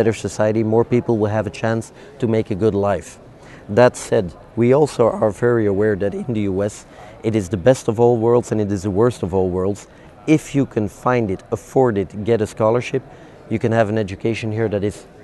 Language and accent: English; Belgium; I'm from Belgium, we're famous for French fries with mayonnaise